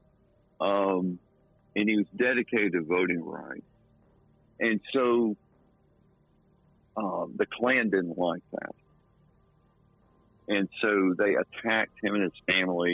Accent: the South, United States; accent: Southern; I'm a Southerner. I grew up in the South. I have the accent

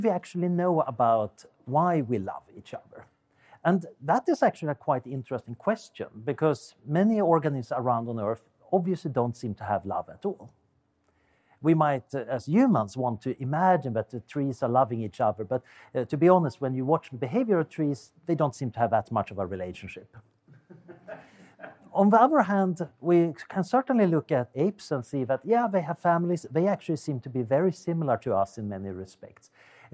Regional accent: Sweden; accent: Swedish; English is a second language; now in Oxford, United Kingdom; as you can hear from my accent, I'm originally Swedish

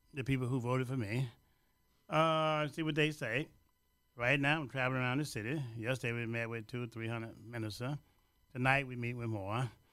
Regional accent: Louisiana, United States; now in Chicago, United States

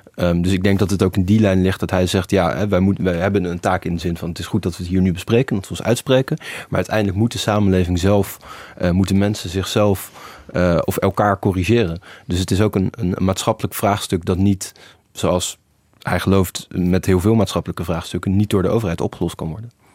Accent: Netherlands; wij doen het zelf wel als Nederlanders

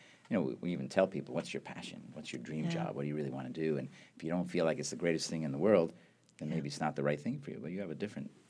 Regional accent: Canada; So you know that I'm Canadian.

